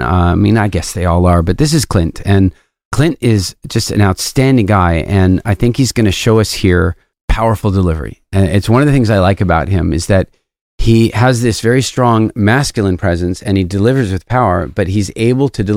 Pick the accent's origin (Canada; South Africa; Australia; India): South Africa; culturally, I'm also from South Africa